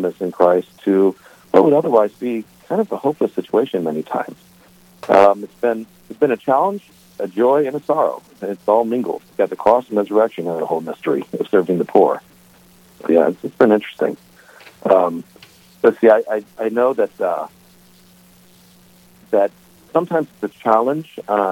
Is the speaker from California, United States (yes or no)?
no; St. Louis, Missouri, United States; also born or lived in Belcourt, North Dakota; now in Grafton, United States; I grew up in St. Louis, Missouri